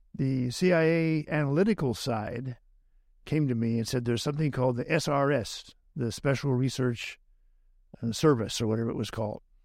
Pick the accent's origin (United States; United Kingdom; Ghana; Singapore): United States; Northern California; I was born in California, Northern California